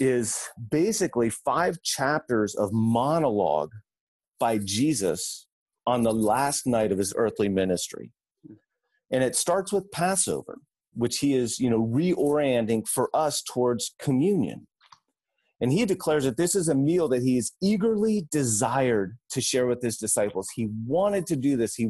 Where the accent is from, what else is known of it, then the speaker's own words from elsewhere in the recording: Cincinnati, Ohio, United States; moved away; As a kid, I grew up here in Cincinnati